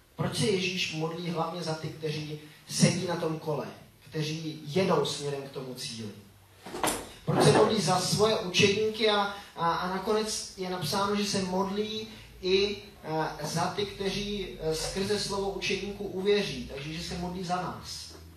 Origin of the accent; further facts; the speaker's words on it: Switzerland; now in Czech Republic; jsem vyrůstal, eh, ve Švýcarsku